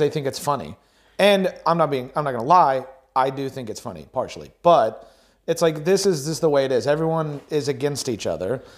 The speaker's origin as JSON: {"language": "English", "country": "United States"}